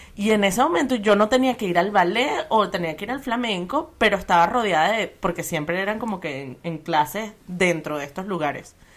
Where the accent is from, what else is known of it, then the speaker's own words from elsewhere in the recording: Venezuela; crecimos en Venezuela